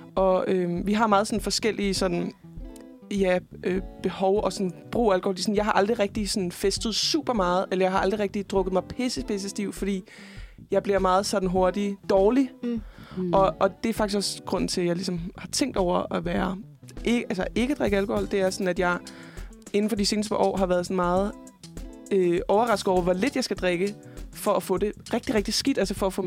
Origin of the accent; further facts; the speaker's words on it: Fredericia, Southern Denmark, Denmark; moved away; der sker sgu ikke så meget i Fredericia, hvor jeg kommer fra